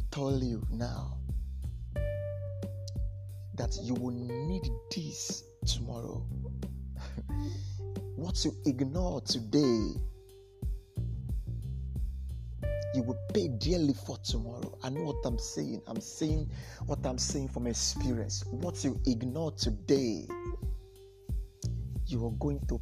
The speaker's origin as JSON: {"language": "English", "region": "Delta", "country": "Nigeria", "moved": "yes", "lives_now": "Port Harcourt, Nigeria", "said": "I'm from Delta State. I reside in Port Harcourt"}